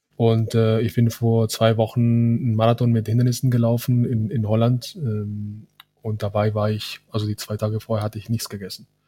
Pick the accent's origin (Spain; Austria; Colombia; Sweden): Colombia; Cali, Valle del Cauca; now in Germany; ich bin in, in Cali geboren